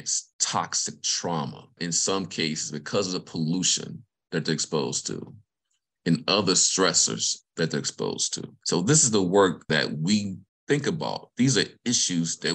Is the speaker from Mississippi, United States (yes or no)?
yes; Vicksburg, Mississippi, United States; moved away; I'm from the state of Mississippi, grew up in Vicksburg